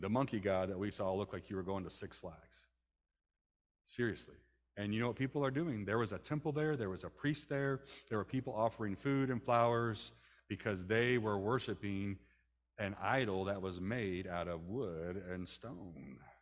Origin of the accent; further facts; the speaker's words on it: United States; I'm from America